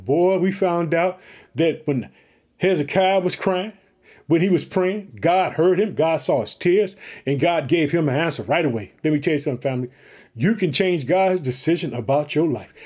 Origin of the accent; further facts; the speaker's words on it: Illinois, United States; also born or lived in Chicago; That's my home state.